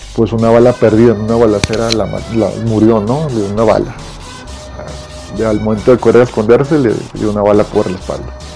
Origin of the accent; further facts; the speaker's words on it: Monterrey, Nuevo León, Mexico; la Colonia Independencia, de donde yo soy originario, de los 8 años, 9 me crié ahí hasta los 26